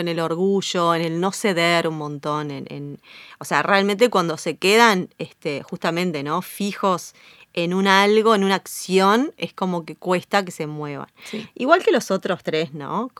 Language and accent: Spanish; Uruguay; soy muy uruguaya